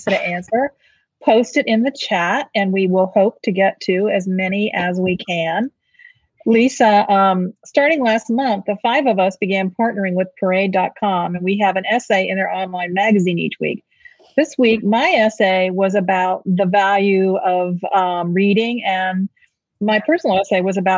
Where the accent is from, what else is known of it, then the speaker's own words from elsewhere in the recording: St. Petersburg, Florida, United States; St. Petersburg, Florida, which happens to be my hometown